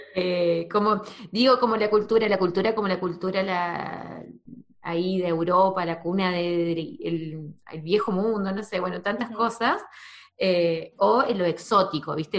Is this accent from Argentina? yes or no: yes; Argentina; also born or lived in New Zealand / Córdoba; yo en, Argentina, en mi pueblo